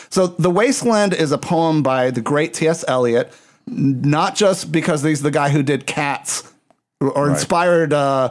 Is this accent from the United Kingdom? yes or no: no; Puerto Rico; also born or lived in Texas; now in Chicago, United States; that's part of the reason I live in Chicago. I came from Puerto Rico to Texas, went from Texas to Chicago.